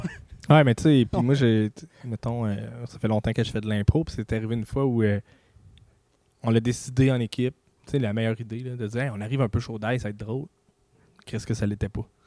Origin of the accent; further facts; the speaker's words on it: Canada; je suis Canadien